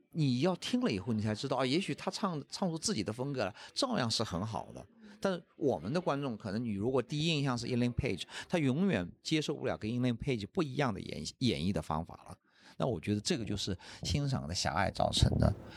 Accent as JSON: {"language": "Chinese", "country": "China", "said": "我们中国人"}